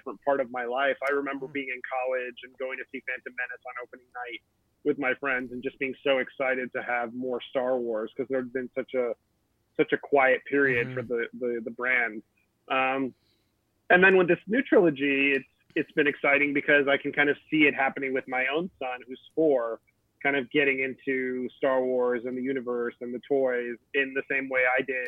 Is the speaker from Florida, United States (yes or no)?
yes; Miami, Florida, United States; I'm from Miami